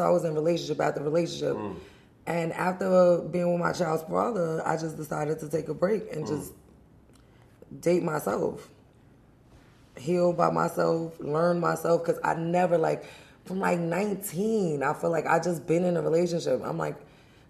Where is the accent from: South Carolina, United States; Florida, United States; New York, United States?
New York, United States; New York City; I'm from the Bronx, the boogie down